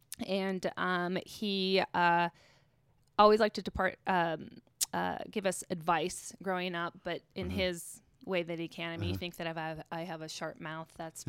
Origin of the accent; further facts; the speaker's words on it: Pacific Northwest, United States; I'm from the Northwest. Love the outdoors.